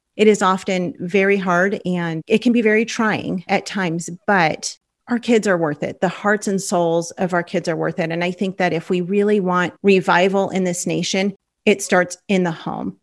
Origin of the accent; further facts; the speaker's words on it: Los Angeles, California, United States; moved away as an adult; now in Oklahoma, United States; we're from Los Angeles